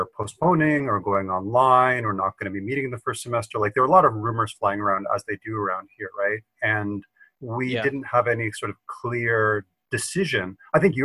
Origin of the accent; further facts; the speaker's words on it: Canada; moved away as an adult; also born or lived in United States; now in Japan; I am from America, grew up in Canada, and I've been in Japan for about 15 years